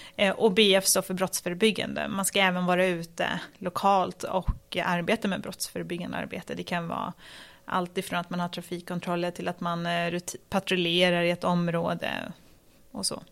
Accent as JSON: {"language": "Swedish", "town": "Stockholm", "region": "Stockholm County", "country": "Sweden", "tie": "born or raised there", "said": "jag växte upp i, i Tensta"}